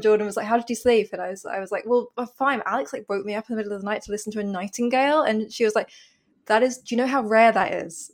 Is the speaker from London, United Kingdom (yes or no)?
yes; London, United Kingdom; I grew up in London